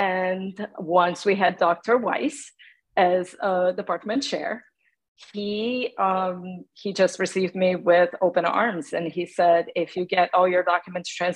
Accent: Brazil; English is a second language; moved away as an adult; now in United States; I come from Brazil. I was born and raised in Brazil

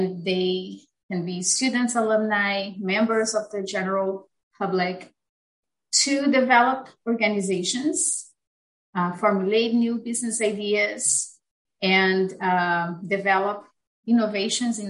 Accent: Brazil; moved away as an adult; also born or lived in United Kingdom; now in United States; I am originally from Brazil. I completed my bachelor's in business administration in Brazil

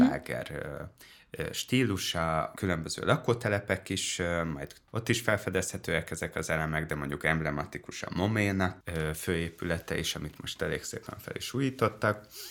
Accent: Dunaújváros, Fejér, Hungary; a Liszt Ferenc kertben nőttem föl nagyobb rész Dunajvárosban

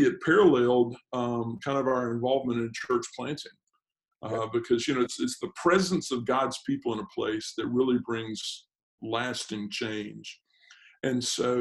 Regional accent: Memphis, Tennessee, United States; moved away as an adult; also born or lived in Auburn; I grew up in the Memphis area

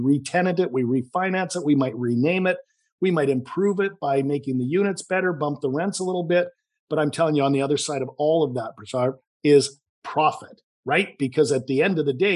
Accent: Vancouver, British Columbia, Canada; accent: Canadian; I'm from Vancouver, Canada. You might detect a little bit of a Canadian accent.

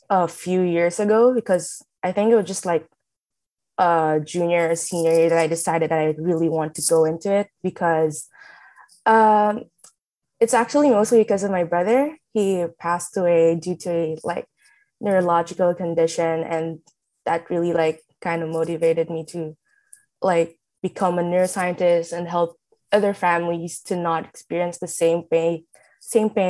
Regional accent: Manila, Metro Manila, Philippines; I'm from Manila, but I'm actually moving to NC soon.

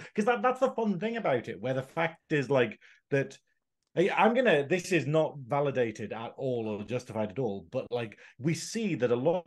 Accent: England, United Kingdom; we are English

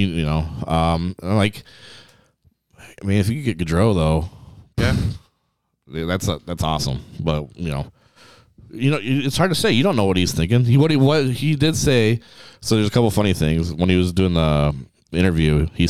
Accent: Canada; And being a Canadian, I thought he would.

